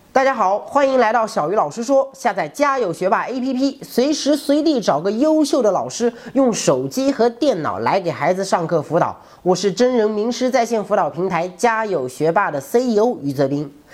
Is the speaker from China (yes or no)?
yes; China; 我们中国人的传统观念里